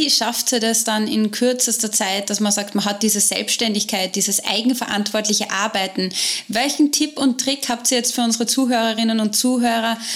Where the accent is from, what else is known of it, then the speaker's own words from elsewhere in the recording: Austria; bei uns in Österreich arbeiten die Lehrerinnen und Lehrer ja nur bis Dienstagmittag.